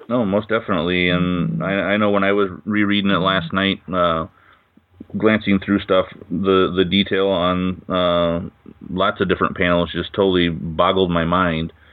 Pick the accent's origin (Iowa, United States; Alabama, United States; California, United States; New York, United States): Iowa, United States; I'm from the states. I'm actually from Iowa